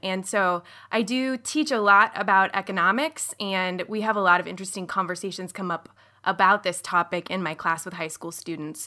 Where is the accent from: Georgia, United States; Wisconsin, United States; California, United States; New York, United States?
California, United States; outside of Sacramento; I grew up outside of Sacramento in a pretty, um, conservative, evangelical, and Mormon, affluent community